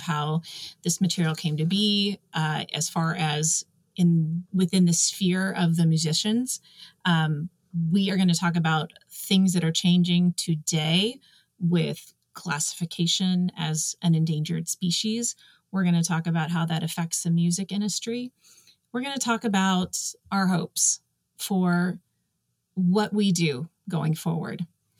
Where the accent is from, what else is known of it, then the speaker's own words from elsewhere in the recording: Texas, United States; I'm Texan, born and raised